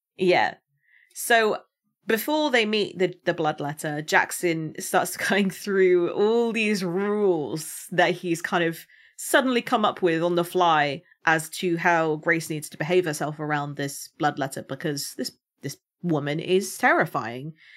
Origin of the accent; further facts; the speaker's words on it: United Kingdom; as a Brit